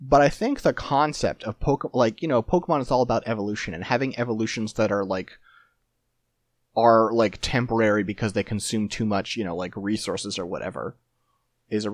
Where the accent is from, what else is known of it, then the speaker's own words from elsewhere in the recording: Carbondale, United States; you know where I grew up? Where'd you grow up? Carbondale